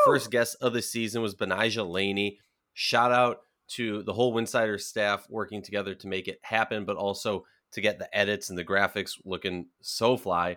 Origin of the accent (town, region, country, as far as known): Minnesota, United States; born or raised there